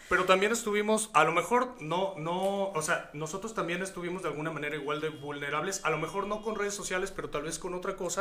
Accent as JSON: {"language": "Spanish", "region": "Hidalgo", "country": "Mexico", "moved": "yes", "lives_now": "Guadalajara, Mexico", "said": "yo llevo 17 años viviendo aquí en Guadalajara, yo soy hidalguense"}